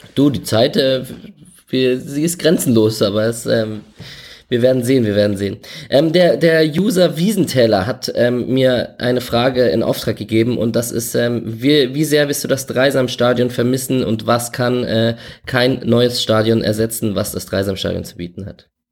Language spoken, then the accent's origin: German; Berlin, Germany; Ich komme aus Berlin